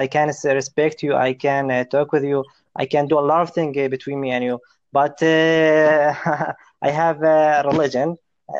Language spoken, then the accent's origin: English; Amman, Amman Governorate, Jordan; English is a second language; I'm from Amman, Jordan. I'm 23 years old. I'm a student at Hashmi University.